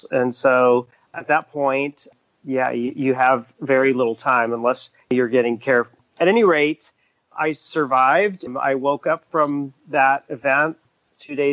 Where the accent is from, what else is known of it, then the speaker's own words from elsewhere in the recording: Dallas, Texas, United States; I was born in Dallas. And I mean, I have the distinction of being the first native Texan